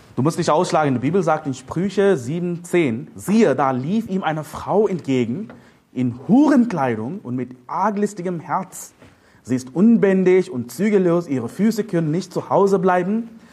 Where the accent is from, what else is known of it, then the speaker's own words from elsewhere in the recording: India; now in Germany; Ich bin ein Inder, ich lebe in Deutschland